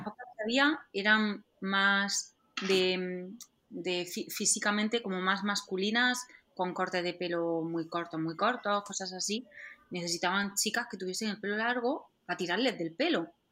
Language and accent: Spanish; Andalusia, Spain; accent: Andalusian; como soy andaluza, em, siempre me ha costado un poco pronunciar algún, la R entre palabras